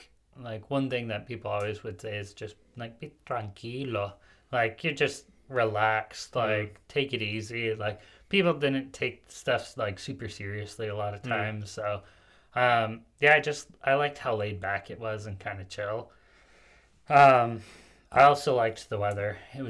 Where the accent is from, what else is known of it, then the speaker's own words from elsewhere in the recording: Paraguay; now in United States; I grew up in Paraguay.